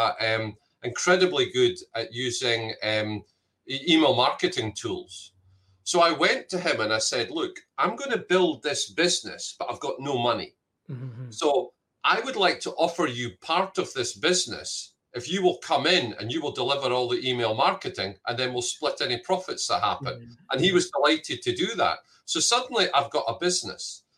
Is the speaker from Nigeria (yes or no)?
no; Scotland, United Kingdom; moved away; I'm Scottish